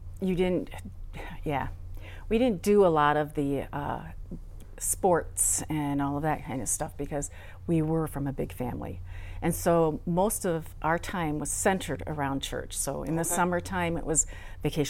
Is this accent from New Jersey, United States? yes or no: yes; Newton, New Jersey, United States; now in Michigan, United States; I'm originally from New Jersey